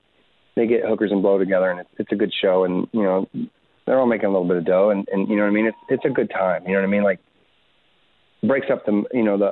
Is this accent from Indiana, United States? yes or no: yes; Indiana, United States; moved away as an adult; now in Southern California, United States; I come from Indiana